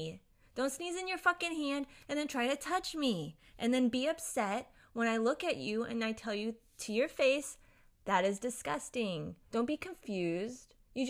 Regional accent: Japan; born there; I grew up around a lot of different Asian cultures because I was born in Japan. I moved around a lot.

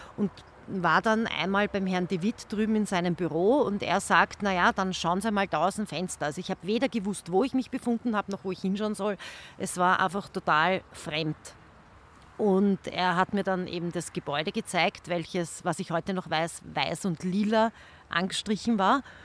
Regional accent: Langenzersdorf, Lower Austria, Austria; ich bin eine gebürtige Langenzersdorferin

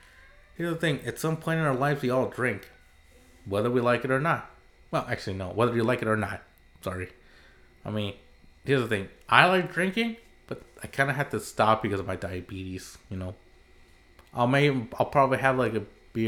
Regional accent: Santa Ana, California, United States; also born or lived in Southern Orange County, California; where I was raised in Santa Ana.

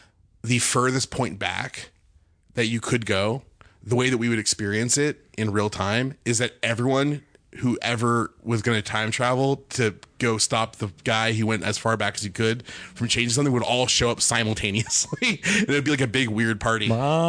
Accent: Bakersfield, California, United States; Bakersfield, California.

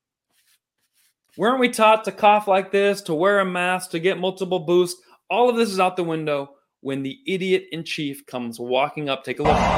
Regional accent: United States; as an American

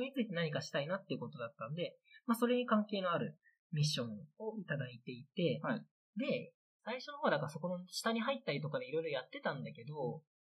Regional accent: Anjō, Aichi, Japan; moved away as an adult; now in Kiso, Japan; 安城が出身なんですけど

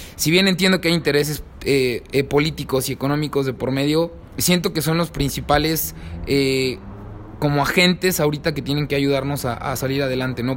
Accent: Mexico; como jóvenes, como mexicanos

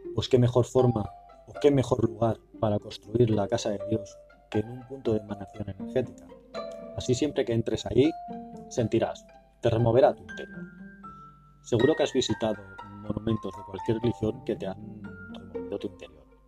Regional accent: Barcelona, Catalonia, Spain; mi ciudad natal

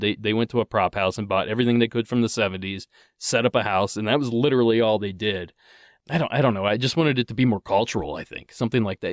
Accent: Ohio, United States; now in Southern California, United States; I grew up in Ohio.

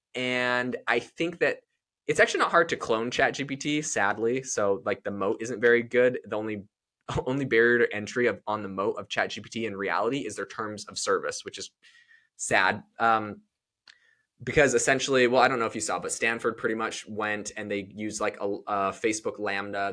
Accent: Canada; now in United States; I'm from Canada

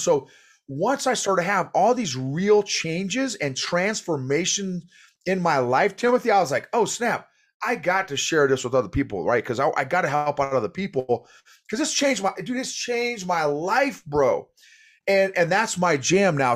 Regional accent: Illinois, United States; moved away as an adult; also born or lived in Oklahoma / New York / Fort Bragg; I was born in Oklahoma, grew up in Illinois

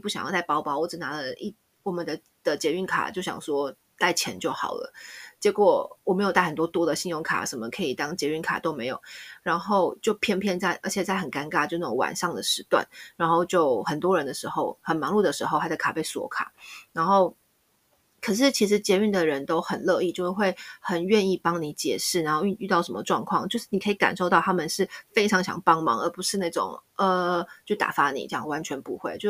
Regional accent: Taiwan; now in Spain; 身为台湾人

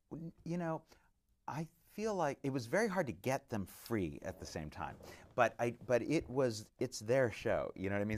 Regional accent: Orange County, California, United States; growing up in Orange County

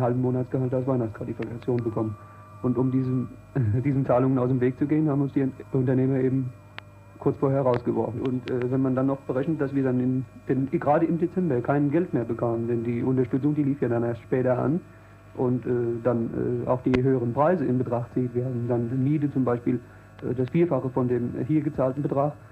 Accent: Giessen, Hesse, Germany; moved away as an adult; now in East Germany (GDR); Ich komme aus Gießen, das liegt in Hessen

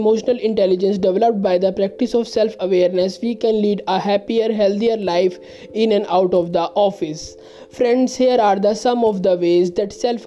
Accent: India; I am from India

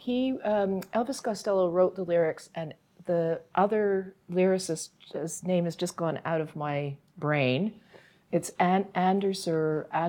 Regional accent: Ireland; And I mean, I am Irish. So this is my, you know, this is a music that I, or kind of music that I grew up with.

